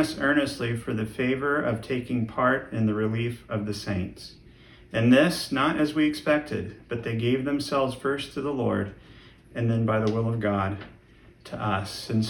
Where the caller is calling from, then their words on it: Marshalltown, Iowa, United States